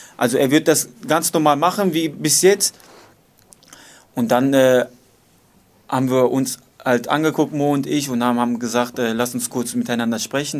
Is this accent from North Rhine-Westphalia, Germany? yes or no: yes; Dortmund, North Rhine-Westphalia, Germany; ich bin in Nordstadt aufgewachsen